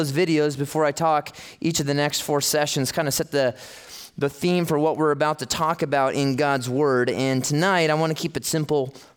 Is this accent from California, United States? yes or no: yes; Los Angeles, California, United States; I am from the Los Angeles area